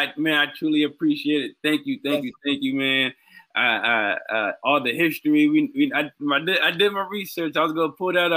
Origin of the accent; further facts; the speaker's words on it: Boston, Massachusetts, United States; I'm being from Boston.